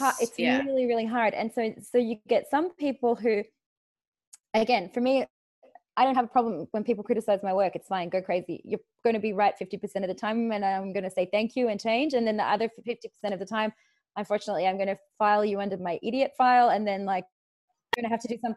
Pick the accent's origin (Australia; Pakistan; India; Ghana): Australia; moved away; I'm Australian. We swear a lot.